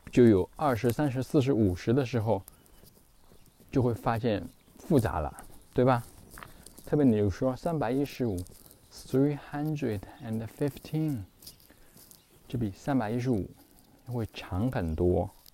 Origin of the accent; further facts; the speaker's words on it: China; 那我们中国人不需要记这些乱七八糟的东西